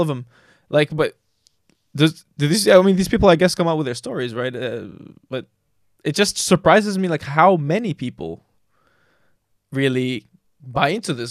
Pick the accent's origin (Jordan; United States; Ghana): Jordan; moved away; I grew up in Jordan